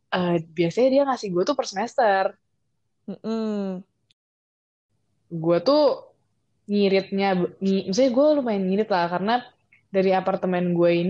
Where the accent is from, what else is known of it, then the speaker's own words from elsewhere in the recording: Bandung, West Java, Indonesia; now in Malaysia; betulnya kan gue asal Bandung ya.